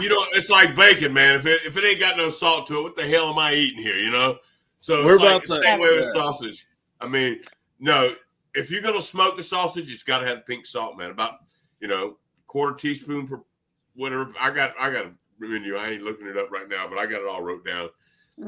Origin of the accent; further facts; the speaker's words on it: Louisiana, United States; I'm from Louisiana